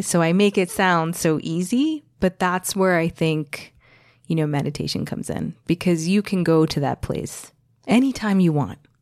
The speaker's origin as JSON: {"language": "English", "region": "New Jersey", "country": "United States", "tie": "born or raised there", "also_born_or_lived": "New York City", "said": "I, I grew up in the States, as we've noted several times. I was born in New Jersey"}